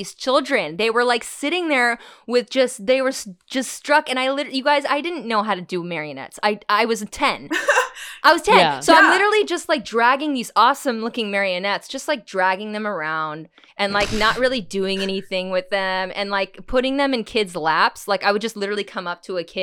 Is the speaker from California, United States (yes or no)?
yes; Huntington Beach, California, United States; I grew up in Huntington Beach